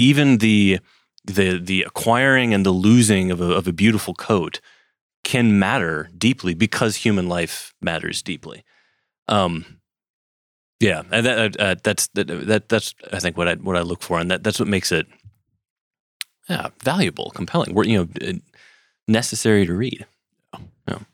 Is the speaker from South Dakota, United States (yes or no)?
no; Wisconsin, United States; I grew up in Wisconsin